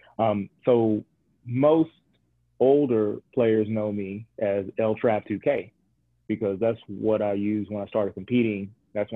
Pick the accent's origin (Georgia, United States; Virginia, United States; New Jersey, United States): Georgia, United States; Warner Robins; also born or lived in Atlanta, Georgia; now in Macon, United States; I'm originally from Warner Robins, Georgia.